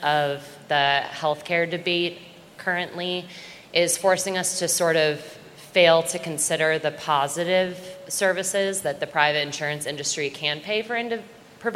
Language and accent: English; Wellesley, Massachusetts, United States; I'm from Wellesley, Massachusetts.